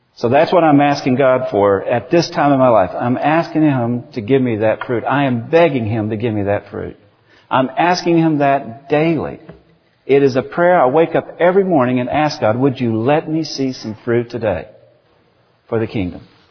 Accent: United States; I'm from America

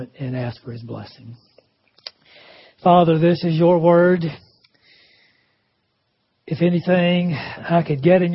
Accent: Greenville, South Carolina, United States; Greenville, South Carolina, my hometown.

